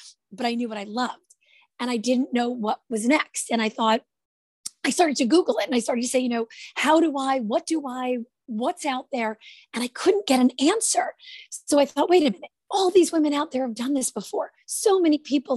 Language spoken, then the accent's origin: English; Jersey City, New Jersey, United States; I'm from Jersey City, New Jersey. That's where I grew up